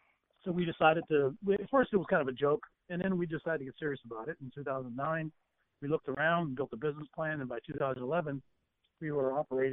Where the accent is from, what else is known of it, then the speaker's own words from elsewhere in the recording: western Pennsylvania, United States; Well, I grew up in a tavern out in western Pennsylvania.